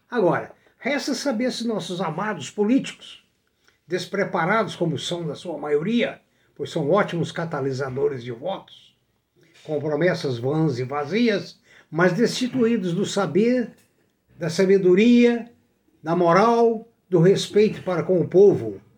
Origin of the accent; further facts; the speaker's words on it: Brazil; Eu sou brasileiro.